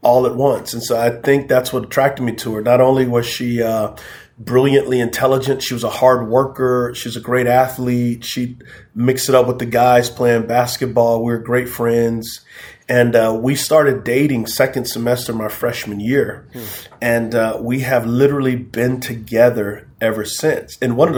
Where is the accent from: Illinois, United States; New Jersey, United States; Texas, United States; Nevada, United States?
Texas, United States; San Antonio; also born or lived in Charlotte area; now in Charlotte, United States; I am from San Antonio, Texas. Yes, so I'm a Texan